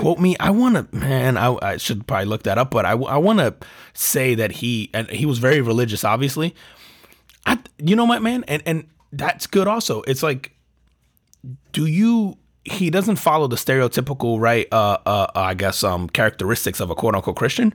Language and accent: English; New Jersey, United States; growing up in New Jersey